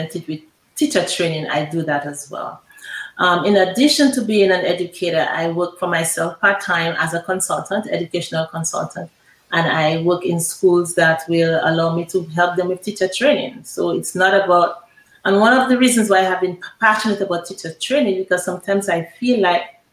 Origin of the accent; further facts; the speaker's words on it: Dominica; moved away as an adult; also born or lived in U.S. Virgin Islands; I am from Dominica, of course. I was born and raised in Dallas